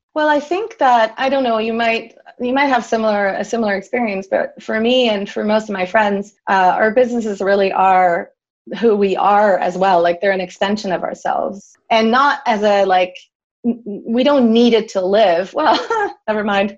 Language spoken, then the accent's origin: English; Switzerland; moved away; also born or lived in Canada; I'm originally from Switzerland and I was living in Canada at the time